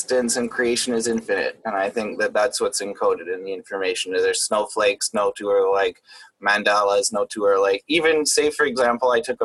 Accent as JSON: {"language": "English", "country": "Canada", "said": "I'm Canadian, so I'm not in the States"}